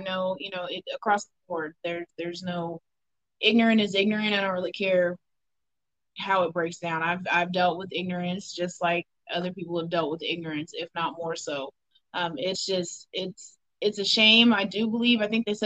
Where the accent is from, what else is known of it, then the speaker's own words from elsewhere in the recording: Odessa, Missouri, United States; I am from a very small town here in Missouri. I'm from Odessa